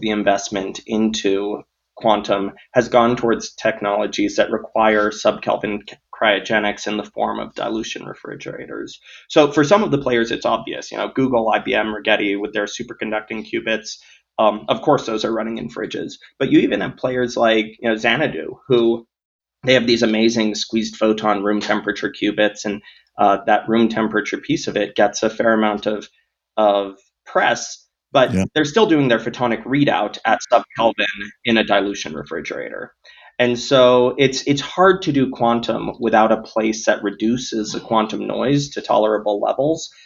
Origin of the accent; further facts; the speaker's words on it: Denver, Colorado, United States; I grew up in Denver, the middle child in a family of 11